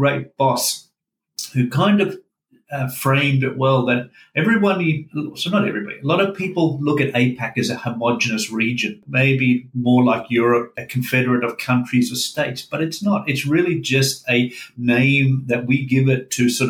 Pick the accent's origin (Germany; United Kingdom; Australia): Australia; Melbourne, Victoria; also born or lived in Scandinavia / Asia Pacific; now in Sunshine Coast, Australia; I was born in Scandinavia, as the name may suggest, and moved with my parents a little bit, and we ended up in Melbourne in the early 1970s.